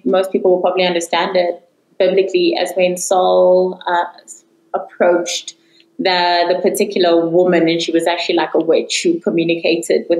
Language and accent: English; Johannesburg, Gauteng, South Africa; I am from Johannesburg, South Africa